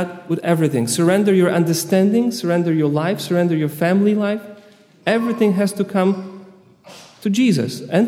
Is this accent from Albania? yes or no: no; Poland; I'm from Poland